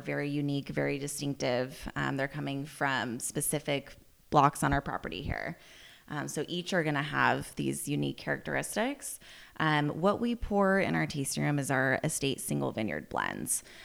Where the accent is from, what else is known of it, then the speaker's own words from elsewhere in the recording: Healdsburg, California, United States; I grew up here, so born and raised in Healdsburg